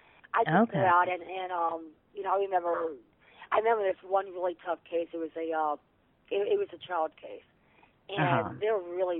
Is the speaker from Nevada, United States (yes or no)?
no; Virginia, United States; also born or lived in Washington, D.C. / New York; I was born in Washington, D.C. And I grew up in Virginia. My dad was in the military, and I was a military brat.